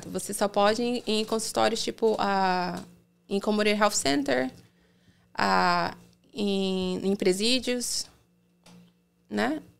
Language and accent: Portuguese; Salvador, Bahia, Brazil; moved away as an adult; now in United States; Eu sou de Salvador